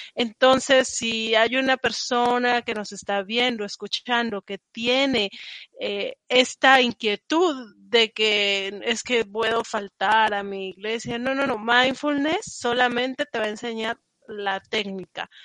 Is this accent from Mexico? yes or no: yes; Mexico; moved away as an adult; also born or lived in Paris; now in United States; soy mexicana, si no lo han notado por el acento, y llevo acá en Estados Unidos desde 2013